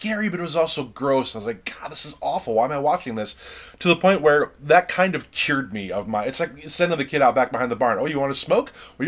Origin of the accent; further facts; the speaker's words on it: Mayberry, United States; I grew up in such a very small rural town. I grew up in Mayberry, and my dad was a cop